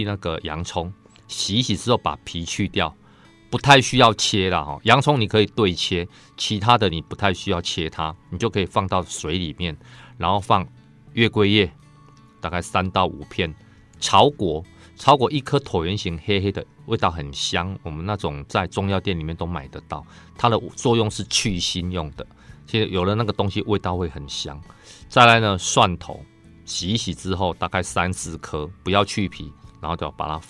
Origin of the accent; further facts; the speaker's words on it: Taiwan; 其实猪脚这一块在我们台湾人里面，它算是非常喜爱的哦